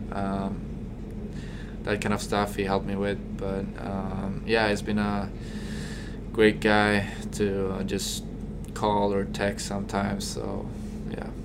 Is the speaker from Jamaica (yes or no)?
no; Stockholm, Stockholm County, Sweden; moved away as an adult; also born or lived in Kearney, Nebraska; now in United States; I came from Stockholm, the biggest city back from back home